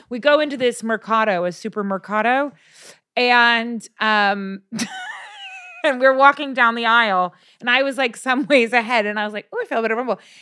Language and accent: English; California, United States; I'm from California